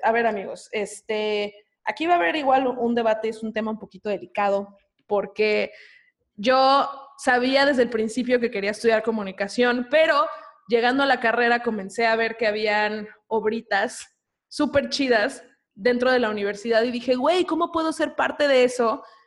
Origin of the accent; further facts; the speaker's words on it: Cancún, Quintana Roo, Mexico; Camino y yo somos de Cancún